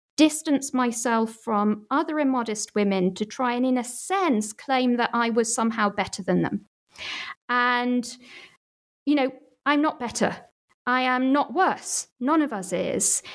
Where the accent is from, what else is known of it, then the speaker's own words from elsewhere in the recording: Manchester, North West England, United Kingdom; my hometown Manchester